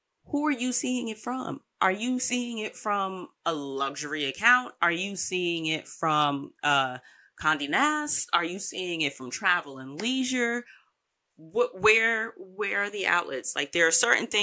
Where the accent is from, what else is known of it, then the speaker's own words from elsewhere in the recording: United States; I, as an American, get paid in American dollars